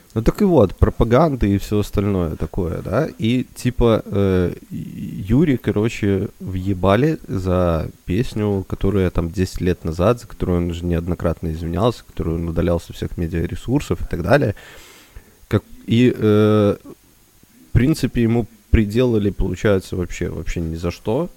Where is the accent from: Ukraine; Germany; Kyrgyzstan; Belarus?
Belarus; мы белорусы